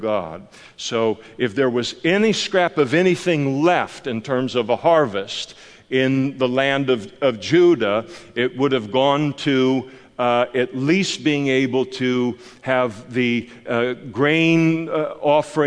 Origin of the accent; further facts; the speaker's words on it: United States; I'm an American